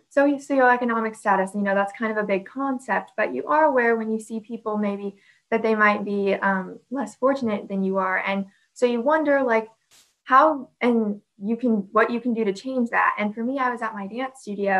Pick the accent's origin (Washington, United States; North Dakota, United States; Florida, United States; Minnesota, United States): Florida, United States; Central; I'm 17 years old, and I'm from Central Florida